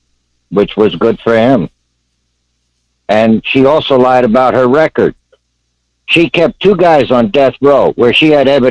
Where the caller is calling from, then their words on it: Tampa, Florida, United States; From Tampa, Florida.